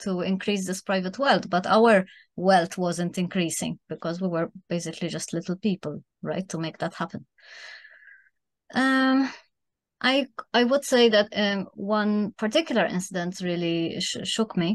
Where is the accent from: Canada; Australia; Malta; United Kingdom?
Malta; also born or lived in Germany; now in Spain; I'm originally from Malta